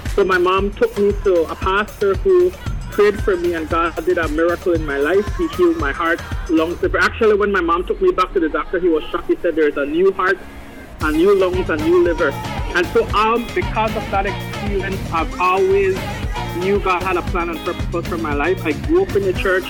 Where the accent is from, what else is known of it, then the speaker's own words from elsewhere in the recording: Belize; I'm from Belize